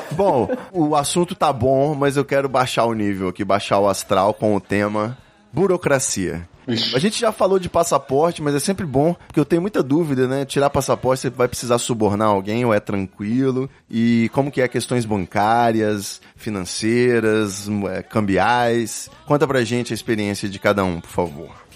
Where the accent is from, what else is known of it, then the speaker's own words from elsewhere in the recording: Rio de Janeiro, Brazil; now in Espírito Santo, Brazil; eu sou carioca, né? Moro aqui no Espírito Santo